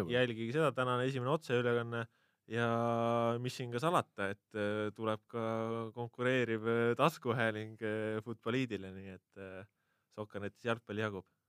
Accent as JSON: {"language": "Estonian", "area": "Hiiumaa", "region": "Hiiu County", "country": "Estonia", "moved": "yes", "lives_now": "Tallinn, Estonia", "said": "ma olen hiidlane ikkagi okay. alati ja olen ja jään."}